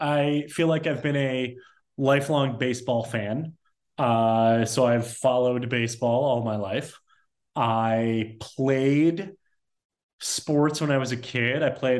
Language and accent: English; Michigan, United States; I grew up in Michigan.